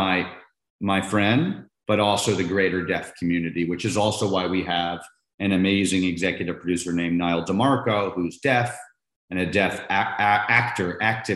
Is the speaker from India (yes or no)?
no; Maryland, United States; now in Los Angeles, United States; I grew up in Maryland, DC, about 30 minutes from the school